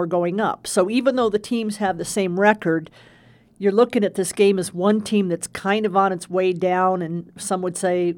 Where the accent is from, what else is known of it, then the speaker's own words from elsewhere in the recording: Florida, United States; now in Arizona, United States; a kid growing up in Florida